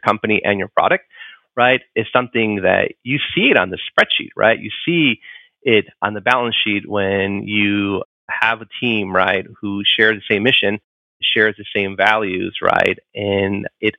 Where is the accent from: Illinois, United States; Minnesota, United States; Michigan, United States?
Illinois, United States; Chicago; I grew up in Chicago, inner city Chicago